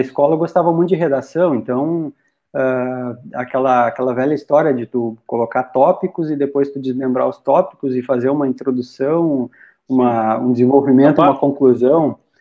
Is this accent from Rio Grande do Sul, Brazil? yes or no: yes; Rolante, Rio Grande do Sul, Brazil; moved away as an adult; now in Dois Irmãos, Brazil; Os, ambos naturais de Rolante, eu sou natural de Rolante, Morei em Rolante até bem pouco tempo atrás